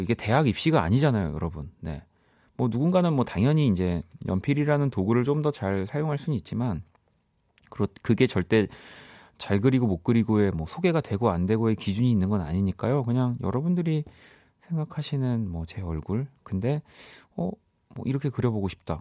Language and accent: Korean; Busan, South Korea; moved away; 저는 물론 이제 고향은 부산이지만